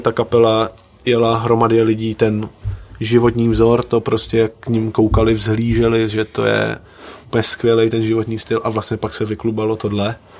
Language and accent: Czech; Liberec, Liberec Region, Czechia; born or raised there; also born or lived in Slovakia